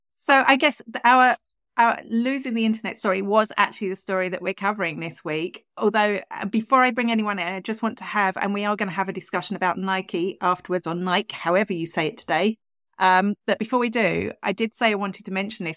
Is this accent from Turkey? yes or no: no; England, United Kingdom; accent: English; now in Ireland; I am English originally